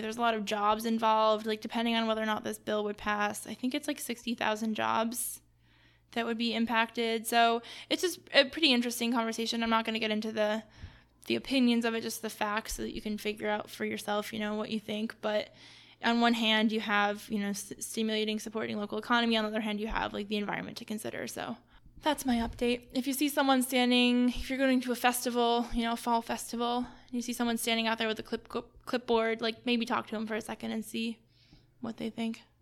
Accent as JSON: {"language": "English", "region": "New York", "country": "United States", "moved": "yes", "lives_now": "Columbus, United States", "said": "I'm from New York"}